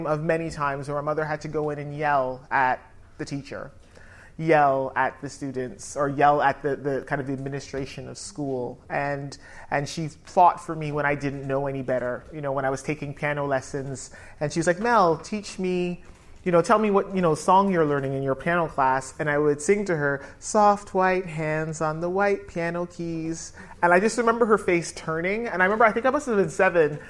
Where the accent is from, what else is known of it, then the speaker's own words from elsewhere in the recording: Toronto, Ontario, Canada; moved away as an adult; also born or lived in North London, United Kingdom; now in London, United Kingdom; just to explain my accent, I was born here in North London, but then raised in Canada, in Toronto. And I came back here 15 years ago